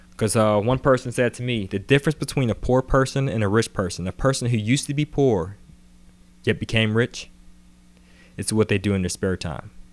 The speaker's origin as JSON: {"language": "English", "town": "Atlanta", "region": "Georgia", "country": "United States", "tie": "born or raised there", "also_born_or_lived": "Pittsburgh, Pennsylvania", "said": "I was born in Pittsburgh, P A. Moved to Atlanta when I was about ten. And, uh, pretty much grew up in Atlanta until I went to college."}